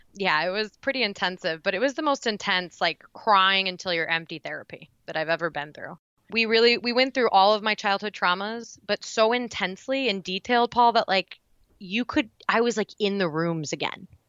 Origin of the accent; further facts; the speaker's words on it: Indiana, United States; now in Frankfort, Illinois, United States; So I'm originally from Indiana, but I now live in Frankfort, Illinois